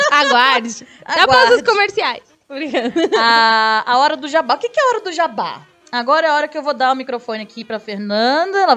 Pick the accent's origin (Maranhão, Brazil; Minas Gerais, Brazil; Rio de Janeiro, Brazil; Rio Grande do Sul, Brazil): Rio de Janeiro, Brazil; minha, minha terra, minha terra, sou carioca.